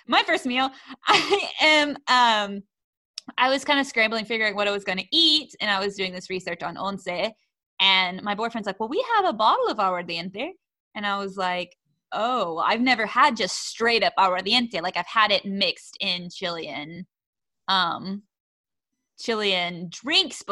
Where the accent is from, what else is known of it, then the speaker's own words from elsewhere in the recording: United States; losing my shame for being an American